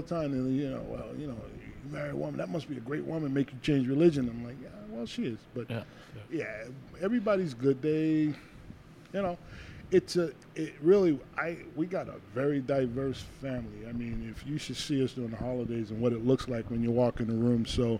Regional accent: Birmingham, Alabama, United States; born there; I was born in Birmingham, so you know my grandmother.

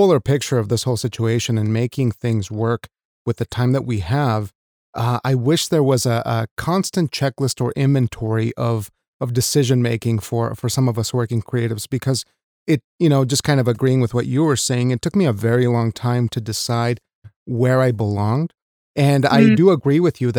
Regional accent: Wyoming, United States; English is a second language; a Mexican kid growing up in Wyoming

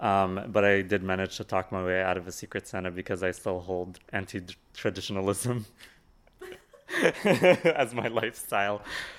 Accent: Lebanon; now in New York, United States; I'm originally from Lebanon, and now I live in New York.

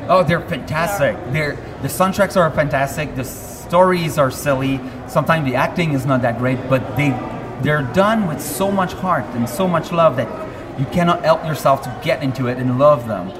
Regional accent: Quebec, Canada; we do have our own culture

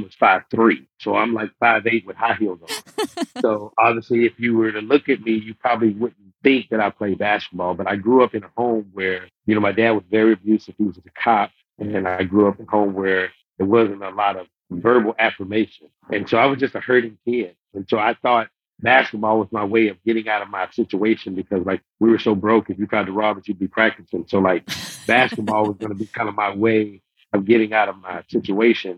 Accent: Houston, Texas, United States; I'm from right here.

